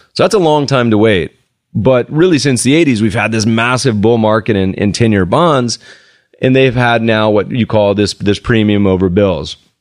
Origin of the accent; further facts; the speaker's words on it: United States; also born or lived in Colorado / Winston-Salem, North Carolina; I grew up in Colorado and in North Carolina. Winston Salem